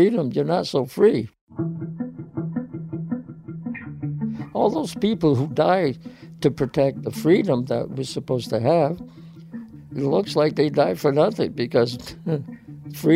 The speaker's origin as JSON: {"language": "English", "town": "West Warwick", "region": "Rhode Island", "country": "United States", "tie": "born or raised there", "said": "I was born in West Warwick, Rhode Island in 1932."}